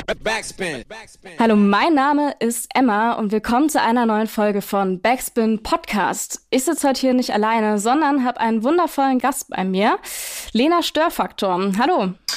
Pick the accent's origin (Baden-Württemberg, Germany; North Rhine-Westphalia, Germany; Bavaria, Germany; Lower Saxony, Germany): Baden-Württemberg, Germany; Schwäbisch Gmünd; in meiner, in meiner Heimatstadt aufgetreten, Schwäbisch Gmünd